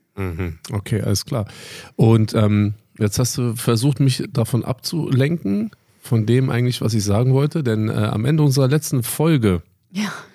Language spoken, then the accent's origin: German; Berlin, Germany; born or raised there; moved away as an adult